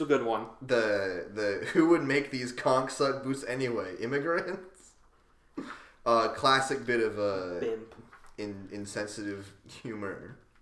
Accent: Central Pennsylvania, United States; growing up in Central PA

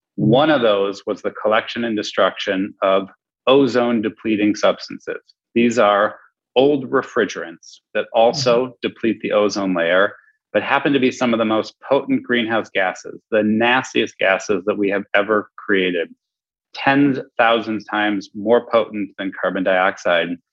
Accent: Milwaukee, Wisconsin, United States; also born or lived in Madison, Wisconsin; I grew up in Milwaukee

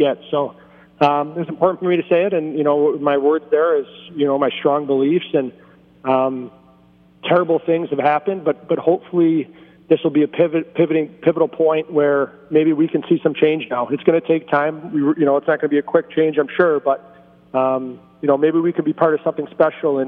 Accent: Rochester, New York, United States; growing up in Rochester, obviously our closest team was the Buffalo Sabres.

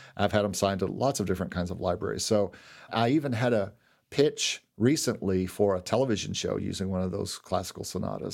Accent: Lexington, Kentucky, United States; now in Orlando, United States; where I grew up in Lexington

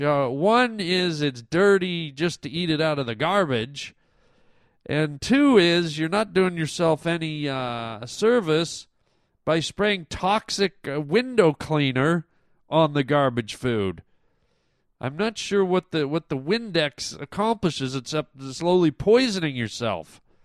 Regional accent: Toronto, Ontario, Canada; moved away; Toronto. That's my hometown.

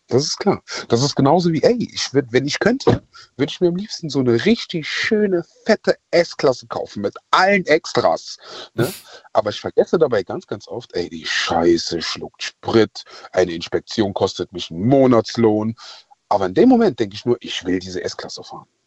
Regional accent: Ghana; now in Germany; Ähm, ich bin ursprünglich aus Ghana.

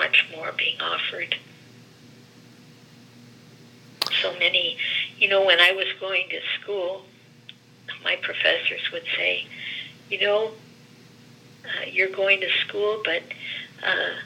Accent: Gary, Indiana, United States; first language Greek; English is a second language; now in Greensburg, United States; I was born and raised in Gary, where the lifeblood of that area is the steel industry

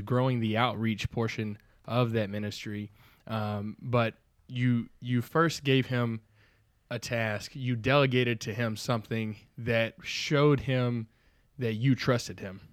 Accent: the South, United States; accent: slight southern drawl; I'm from the South

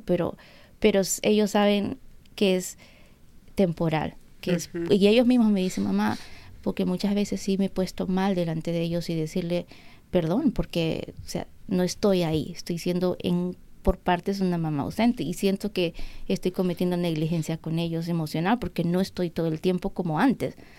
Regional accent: Peru; now in United States; Yo nunca cociné en Perú

